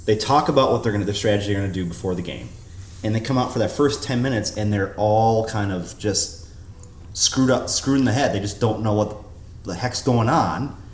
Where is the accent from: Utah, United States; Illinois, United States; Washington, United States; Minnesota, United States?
Minnesota, United States; Apple Valley; also born or lived in Lakeville, Minnesota; I grew up in Apple Valley in Lakeville.